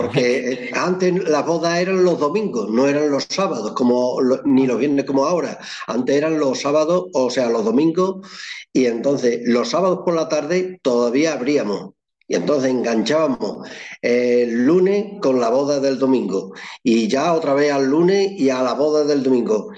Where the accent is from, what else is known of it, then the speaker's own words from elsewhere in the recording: Llerena, Extremadura, Spain; soy de Llerena, de la provincia de Badajoz, al sur de Badajoz